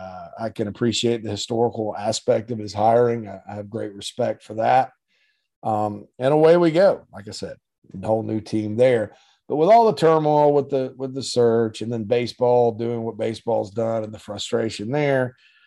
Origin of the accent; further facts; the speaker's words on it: Spartanburg, South Carolina, United States; Right there in my hometown of Spartanburg, Sparkle City